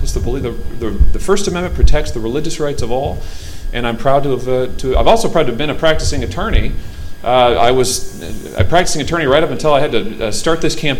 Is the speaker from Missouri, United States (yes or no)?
yes; Missouri, United States; since the time I became a lawyer here in the state of Missouri, my home state.